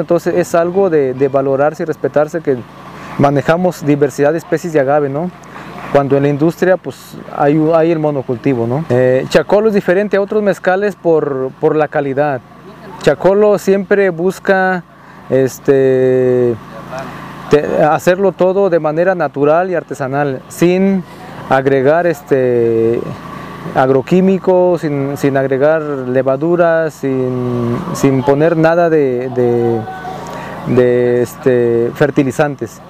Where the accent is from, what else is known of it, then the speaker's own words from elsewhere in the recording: Zapotitlán de Vadillo, Jalisco, Mexico; soy de Zapoitlán de Vadillo, Jalisco